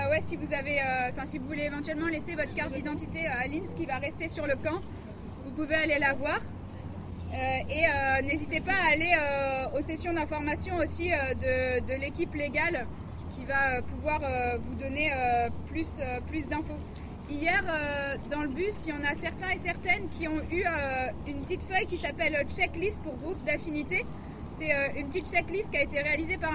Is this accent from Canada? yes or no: no; France; je viens de France